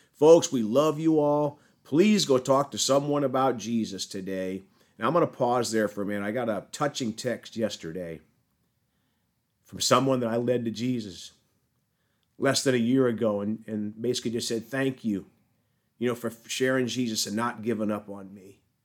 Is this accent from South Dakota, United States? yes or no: yes; South Dakota, United States; moved away; I'm from South Dakota originally